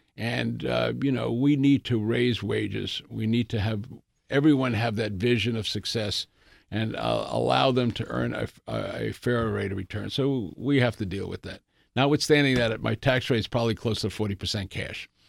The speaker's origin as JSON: {"language": "English", "town": "New York City", "region": "New York", "country": "United States", "tie": "born or raised there", "said": "I grew up in the Bronx"}